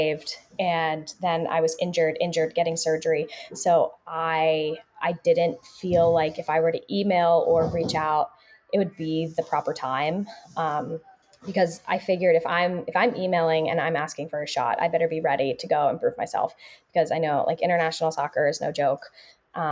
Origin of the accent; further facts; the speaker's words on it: Philadelphia, Pennsylvania, United States; moved away; I'm from Philadelphia